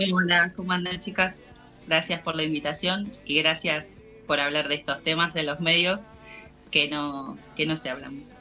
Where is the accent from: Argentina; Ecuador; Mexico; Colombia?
Argentina